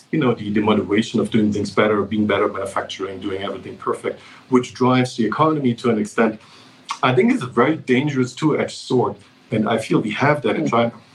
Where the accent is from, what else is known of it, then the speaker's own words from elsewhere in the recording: Germany; moved away; I grew up in Germany